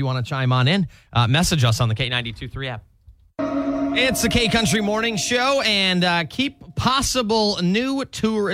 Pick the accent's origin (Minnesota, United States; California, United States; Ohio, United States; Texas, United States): Minnesota, United States; moved away as an adult; now in Iowa, United States